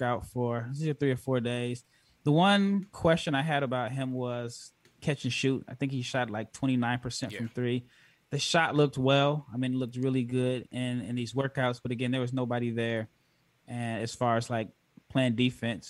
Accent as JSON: {"language": "English", "town": "Omaha", "region": "Nebraska", "country": "United States", "said": "I'm from Nebraska, so I'm from Omaha."}